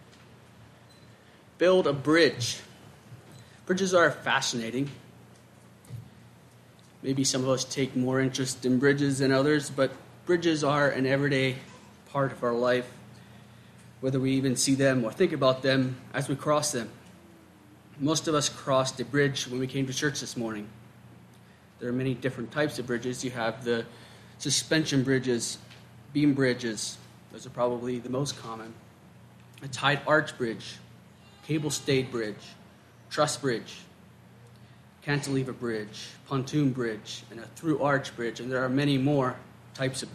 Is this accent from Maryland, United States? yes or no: yes; Maryland, United States; my hometown of Maryland